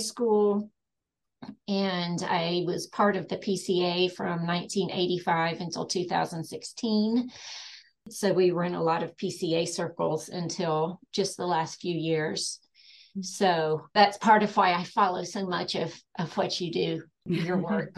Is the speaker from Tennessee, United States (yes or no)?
yes; East Tennessee, United States; moved away as an adult; now in Western North Carolina, United States; I grew up in East Tennessee, but we've lived in Western North Carolina for over 30 years.